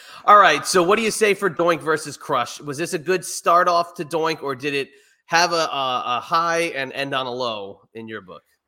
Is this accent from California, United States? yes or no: no; New Jersey, United States; I'm from New Jersey, right? I'm the only Scottish Italian guy from New Jersey